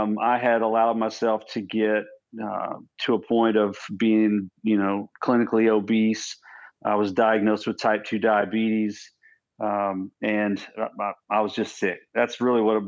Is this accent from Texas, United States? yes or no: yes; Odessa, Texas, United States; also born or lived in Iowa / Houston, Texas; Came back home and pretty much raised in Texas ever since then. And lived out in a town called Odessa, Texas